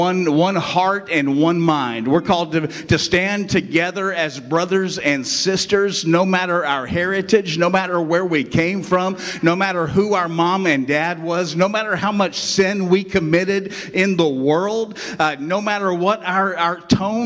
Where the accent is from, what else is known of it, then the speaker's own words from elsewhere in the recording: West Virginia, United States; now in Inverness, United States; I came from West Virginia. That's where I was born. I don't always claim it, but sometimes I have to because it just comes out in me, right?